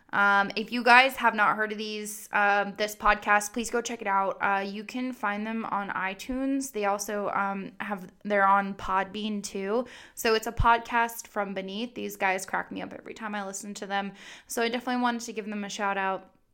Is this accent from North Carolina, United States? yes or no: yes; Goldsboro, North Carolina, United States; I was born in Goldsboro, North Carolina